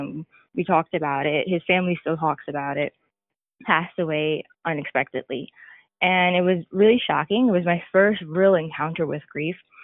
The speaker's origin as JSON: {"language": "English", "region": "New York", "country": "United States", "tie": "born or raised there", "also_born_or_lived": "the Carolinas", "moved": "as an adult", "said": "relocating from where we grew up in New York to moving down south into the Carolinas"}